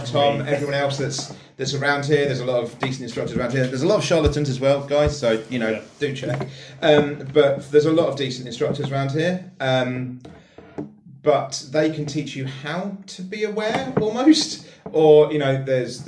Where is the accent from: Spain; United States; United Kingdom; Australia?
United Kingdom; West Sussex, South East England; I'm from West Sussex. I have an incredibly privileged background. I'm from middle class area. You know, I was born and raised in Nicholas Soames's constituency